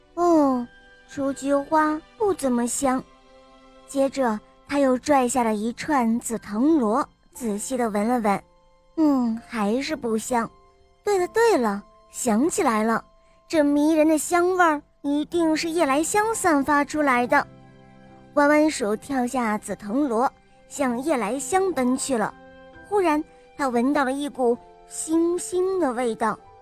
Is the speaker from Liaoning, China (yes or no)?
no; Wuhan, Hubei, China; 今年六岁，我来自湖北武汉